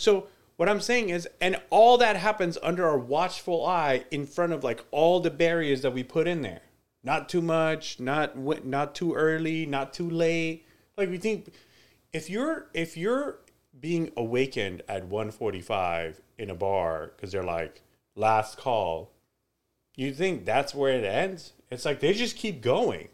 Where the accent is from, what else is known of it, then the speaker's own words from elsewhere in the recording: Iran; moved away; when I was growing up in Iran